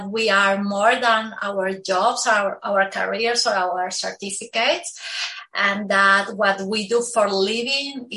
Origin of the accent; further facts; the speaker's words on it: Peru; moved away as an adult; also born or lived in Lima, Peru; now in Miami, United States; So I am originally from Peru